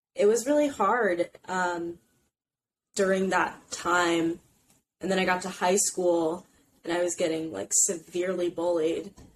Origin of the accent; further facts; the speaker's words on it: Indiana, United States; moved away as an adult; now in New York City, United States; I'm from Indiana originally, but I live in New York City now